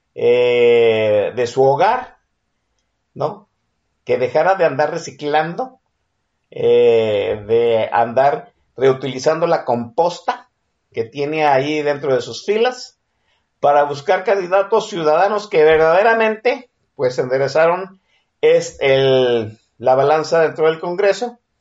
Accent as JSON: {"language": "Spanish", "town": "Guadalajara", "region": "Jalisco", "country": "Mexico", "said": "mi tierra de mis tierras tapatías"}